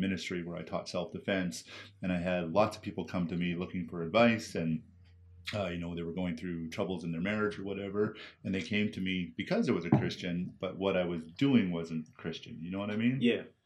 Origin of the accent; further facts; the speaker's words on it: Surrey, British Columbia, Canada; I grew up in uh, Surrey, BC